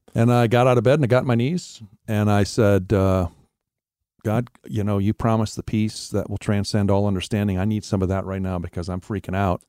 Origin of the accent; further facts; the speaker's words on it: Wisconsin, United States; moved away; also born or lived in Florida; I was born and raised in Wisconsin, and I, I grew up in a Christian home